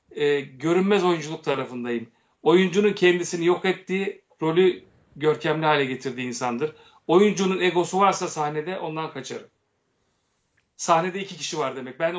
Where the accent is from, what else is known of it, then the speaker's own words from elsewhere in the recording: Turkey; Ben Türk'üm. Önce Ermeni diyeceğim ben.